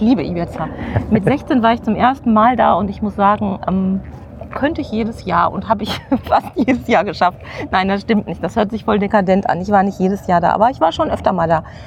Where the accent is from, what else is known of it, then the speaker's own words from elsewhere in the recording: Witten, North Rhine-Westphalia, Germany; Ich komme wiederum aus Witten und habe in der Grundstu Grundschule im, ich glaube, es hieß Sachkundeunterricht mhm. gelernt